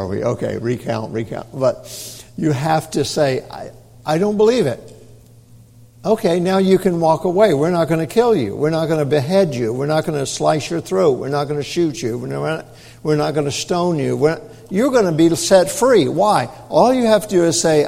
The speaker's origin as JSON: {"language": "English", "region": "Tennessee", "country": "United States", "tie": "born or raised there", "also_born_or_lived": "Arkansas / Oregon", "moved": "as an adult", "said": "I was raised up in Tennessee"}